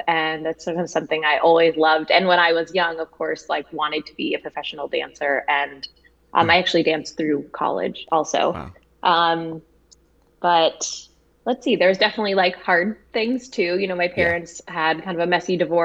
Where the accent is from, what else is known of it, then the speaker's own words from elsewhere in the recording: Westchester County, New York, United States; also born or lived in Manhattan, New York City; I grew up right outside of New York City in Westchester County. I was actually born in Manhattan, and then my family moved out to the suburbs after that.